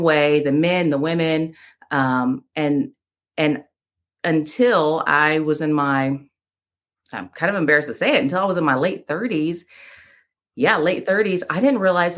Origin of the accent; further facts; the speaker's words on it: Panama City, Florida, United States; moved away as an adult; also born or lived in Birmingham, Alabama; now in Waynesville, United States; I was born in Birmingham, Alabama, raised in Panama City, Florida